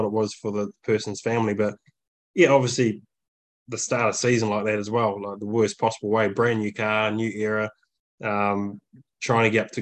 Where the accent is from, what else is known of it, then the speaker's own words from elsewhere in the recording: New Zealand; moved away as an adult; also born or lived in Germany; we come from New Zealand, we uplifted our whole life for 6 years living in Europe